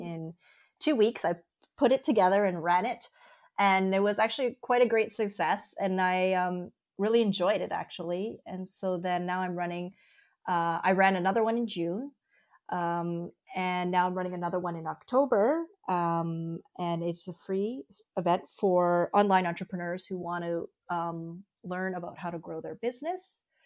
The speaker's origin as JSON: {"language": "English", "town": "Vancouver", "region": "British Columbia", "country": "Canada", "also_born_or_lived": "Berlin, Germany", "moved": "as an adult", "lives_now": "Germany", "said": "I'm from Vancouver originally, and a few years ago, I actually moved to uh, Germany for personal reasons, and I currently live just outside of Berlin."}